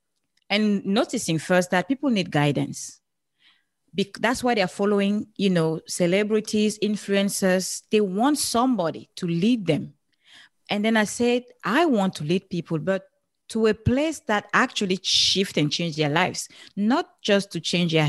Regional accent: Cameroon; now in United States; I'm from Cameroon originally. That's where you have this beautiful accent from.

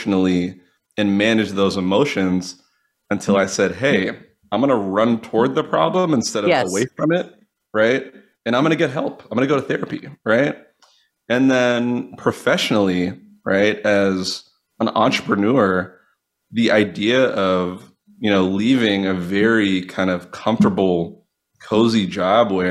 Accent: Swampscott, Massachusetts, United States; also born or lived in Brookline, Massachusetts; I grew up outside of Boston in originally a small town called Brookline, and then from there, a small town called Swampscott

